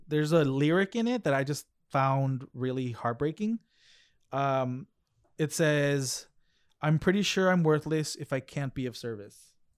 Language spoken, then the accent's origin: English; United States; also born or lived in Mexico; I was raised in America